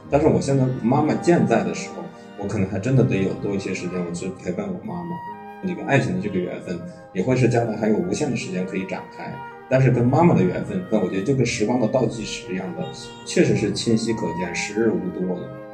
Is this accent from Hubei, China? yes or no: yes; Hubei, China; moved away as an adult; now in Beijing, China; 我的家乡呢在湖北的一个，呃，小县城